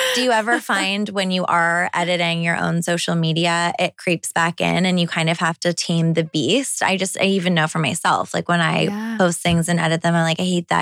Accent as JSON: {"language": "English", "town": "Toronto", "region": "Ontario", "country": "Canada", "tie": "born or raised there", "said": "I'm a city girl. I grew up in Toronto."}